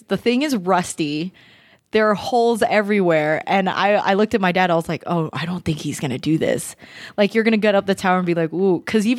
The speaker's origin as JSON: {"language": "English", "country": "Philippines", "said": "like, because they know the difference between, I'm Filipino."}